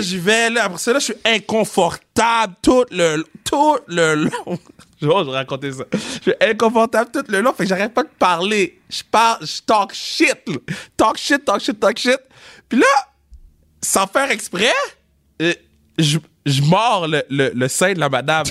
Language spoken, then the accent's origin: French; Laval, Quebec, Canada; on vient de Laval